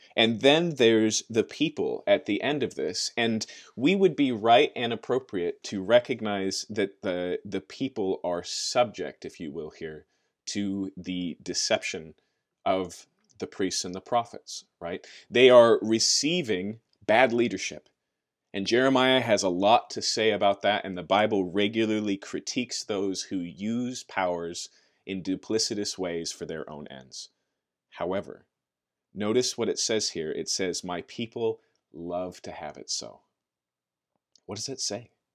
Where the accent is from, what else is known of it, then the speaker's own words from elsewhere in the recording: United States; maybe even more so as Americans, and maybe even more so as American Christians